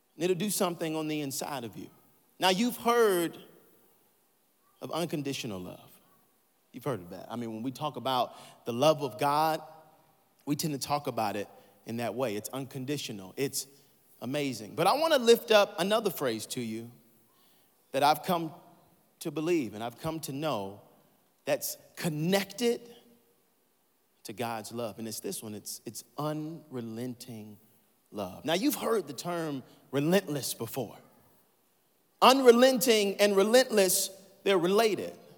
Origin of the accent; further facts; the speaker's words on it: Atlanta, Georgia, United States; I'm from Atlanta, Georgia.